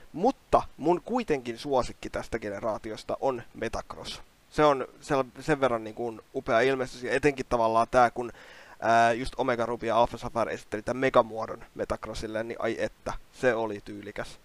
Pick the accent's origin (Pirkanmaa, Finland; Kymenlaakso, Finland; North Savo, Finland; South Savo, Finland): Kymenlaakso, Finland; Kouvola; mähän tulen Kouolasta